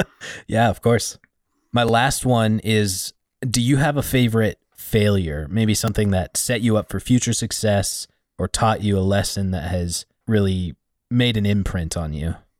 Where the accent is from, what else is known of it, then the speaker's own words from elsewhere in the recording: Montana, United States; I'm from Montana